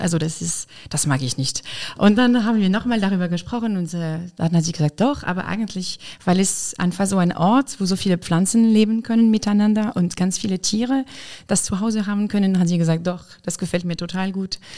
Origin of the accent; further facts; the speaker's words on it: Lyon, Auvergne-Rhône-Alpes, France; German is a second language; moved away as an adult; also born or lived in Weimar, Germany; now in Koblenz, Germany; Ich komme aus Frankreich, aus Lyon